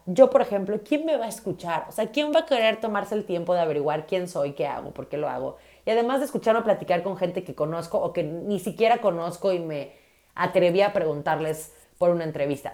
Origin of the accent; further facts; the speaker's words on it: Mérida, Yucatán, Mexico; soy de Mérida, Yucatán, soy de la Ciudad Blanca.